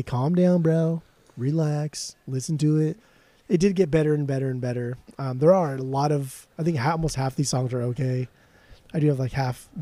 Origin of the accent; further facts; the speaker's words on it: California, United States; we're from California